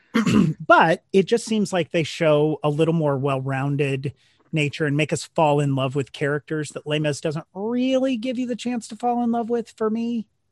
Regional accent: Missouri, United States; now in New York, United States; Missouri, a couple hours north of Kansas City

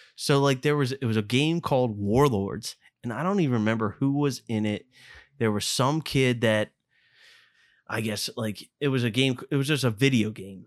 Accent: Lower Gwynedd, Pennsylvania, United States; I grew up in Lower Gwinnett.

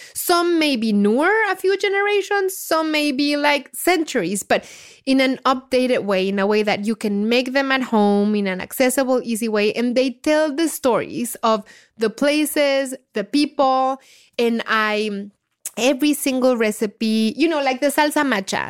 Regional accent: Mexico City, Mexico; moved away as an adult; now in United States; when I was growing up in Mexico

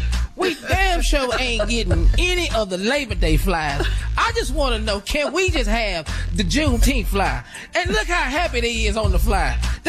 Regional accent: Texas, United States; you know, when we celebrate, I'm from Texas.

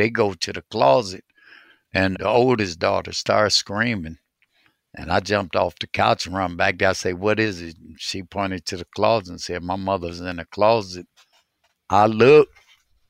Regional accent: Cleveland, Ohio, United States; I grew up on the east side of Cleveland, starting in the projects on 55th

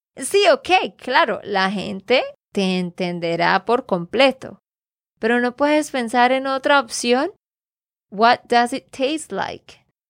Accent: Santander, Colombia; de Santander, Colombia

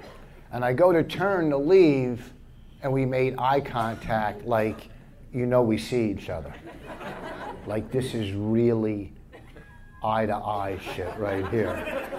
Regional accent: New Jersey, United States; I'm from Jersey, and I was in Portland a couple weeks ago.

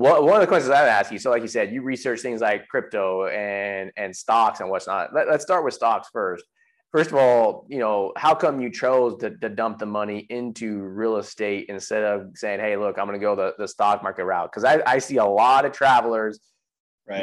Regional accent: San Jose, California, United States; moved away as an adult; now in Texas, United States; I grew up in San Jose

